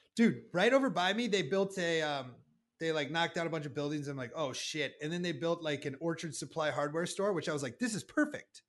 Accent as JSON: {"language": "English", "region": "Iowa", "country": "United States", "tie": "born or raised there", "said": "growing up in Iowa"}